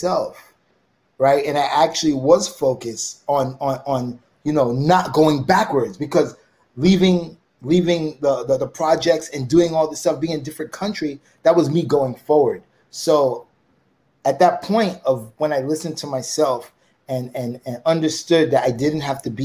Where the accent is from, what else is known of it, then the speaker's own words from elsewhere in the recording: United States; I'm a Western, I'm American